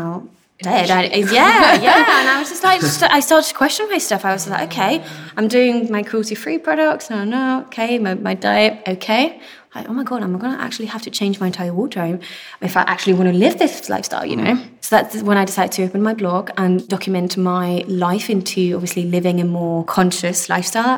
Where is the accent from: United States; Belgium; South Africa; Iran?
Belgium; moved away; also born or lived in Spain; So I'm originally Spanish and I grew up in Belgium